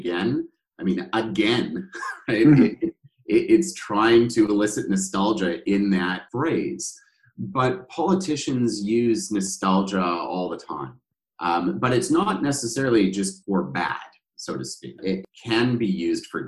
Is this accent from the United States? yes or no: no; Canada; Part of my sense of self is derived by the fact that I'm Canadian